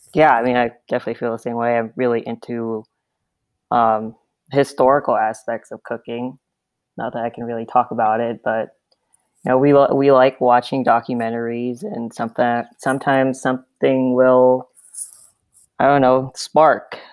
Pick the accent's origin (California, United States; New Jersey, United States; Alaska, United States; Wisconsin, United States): California, United States; Southern; moved away as an adult; now in Nebraska, United States; I'm also from Southern California. Uh, grew up pretty close to where Rick was